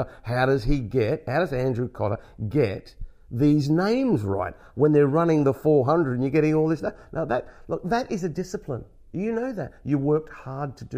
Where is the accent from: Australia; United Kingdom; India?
Australia; as an Australian, I don't know if I'm the only Australian to do Ryder Cups